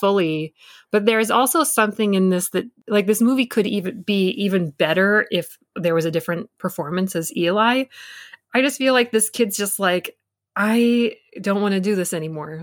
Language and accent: English; Michigan, United States; I grew up in the Midwest and in Michigan